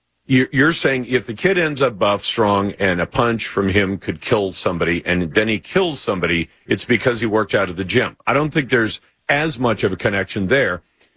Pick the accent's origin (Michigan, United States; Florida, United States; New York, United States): Michigan, United States; Oxford; I grew up in Oxford, Michigan, and graduated from Oxford High School.